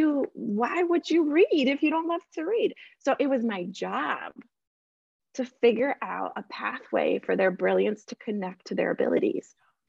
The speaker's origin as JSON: {"language": "English", "country": "Colombia", "said": "we came from Colombia, a country that was facing a lot of violence, yet Colombian people are known for"}